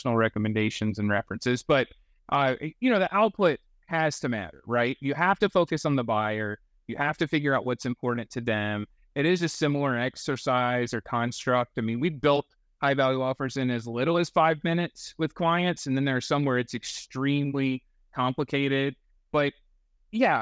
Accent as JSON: {"language": "English", "region": "North Carolina", "country": "United States", "said": "I'm from North Carolina"}